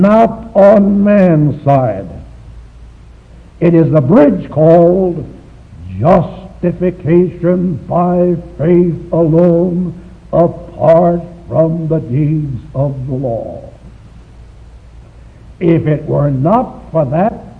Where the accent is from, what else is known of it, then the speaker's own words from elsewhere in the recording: Shanghai, China; moved away; My hometown is Shanghai, China